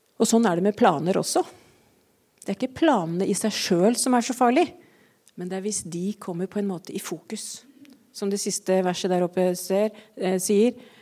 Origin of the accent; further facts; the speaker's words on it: Eastern Norway, Norway; som østlending